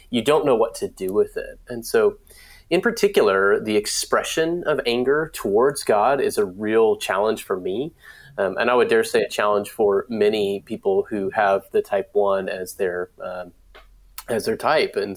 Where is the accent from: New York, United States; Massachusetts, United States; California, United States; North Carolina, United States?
North Carolina, United States; Raleigh; I am from Raleigh, North Carolina.